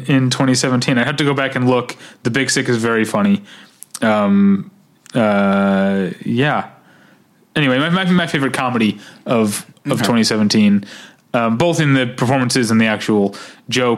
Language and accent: English; Midwest, United States; My wife makes fun of the way I say words like college and gone because I'm from the Midwest